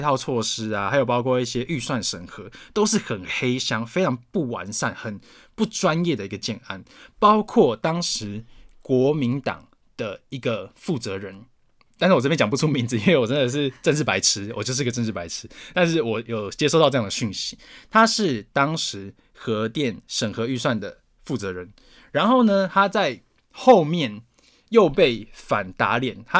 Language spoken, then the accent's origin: Chinese; Taoyuan, Taiwan; Hello，我桃园人要批评你喽。